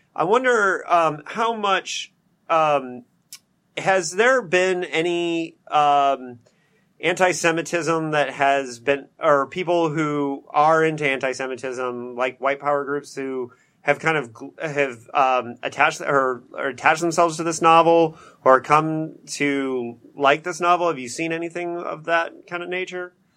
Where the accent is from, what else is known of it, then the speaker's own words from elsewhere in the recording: Bloomington, Indiana, United States; straight out of Bloomington, Indiana, my hometown